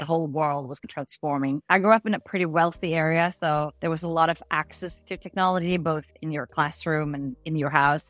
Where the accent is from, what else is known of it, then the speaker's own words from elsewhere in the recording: outside Malmö, Skåne, Sweden; also born or lived in Gothenburg; I was born in Gothenburg, but I did grow up outside Malmö in a small town called Helsingin most of my childhood.